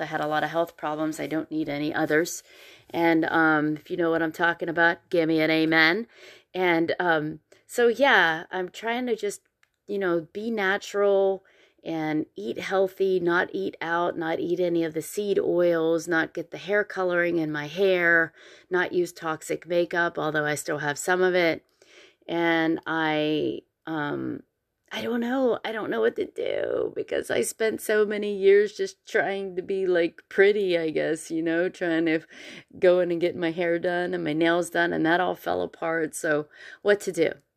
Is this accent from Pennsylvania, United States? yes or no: yes; Pennsylvania, United States; now in Columbia, United States; I grew up in Pennsylvania, so it is different here